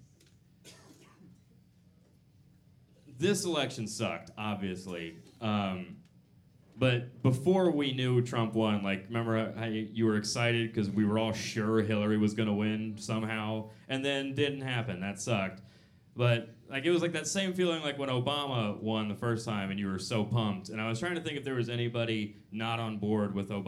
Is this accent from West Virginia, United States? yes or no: no; Atlanta, Georgia, United States; I'm from the South. I'm from Atlanta